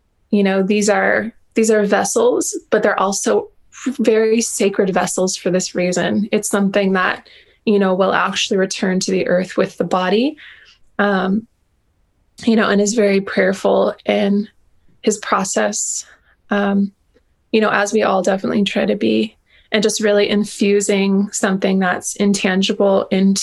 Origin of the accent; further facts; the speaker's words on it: Hawaii, United States; I've kind of come to this sort of like modern happy medium with myself as a Hawaiian